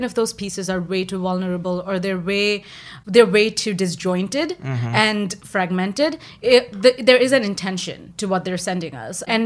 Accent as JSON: {"language": "English", "country": "India", "also_born_or_lived": "Flushing, Queens", "moved": "yes", "said": "I'm Indian"}